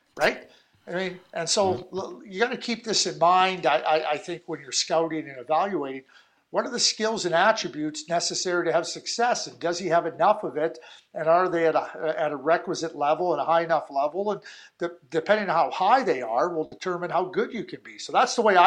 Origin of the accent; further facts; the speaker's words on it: Montreal, Quebec, Canada; growing up in Montreal